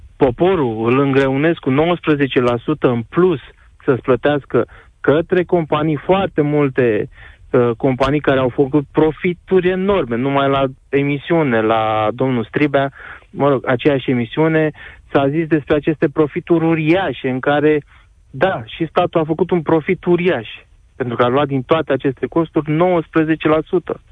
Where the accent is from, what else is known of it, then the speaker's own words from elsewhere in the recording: Constanța, Constanța County, Romania; eu sunt din Constanța și chiar lucrez pe litoralul mm. românesc